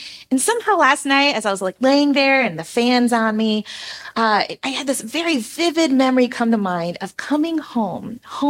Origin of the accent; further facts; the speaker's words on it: Philippines; And I grew up in the Philippines, as many of you know